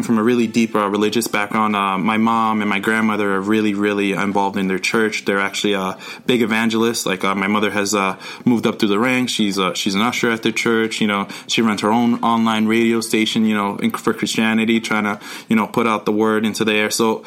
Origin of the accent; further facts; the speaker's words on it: New York City, New York, United States; also born or lived in Yonkers; I grew up in the Bronx. I lived in Yonkers